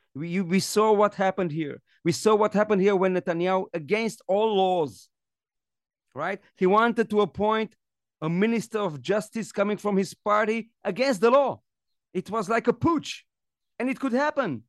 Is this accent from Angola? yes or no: no; Romania; now in Israel; I come from Romania and I know what it means not to live in a democracy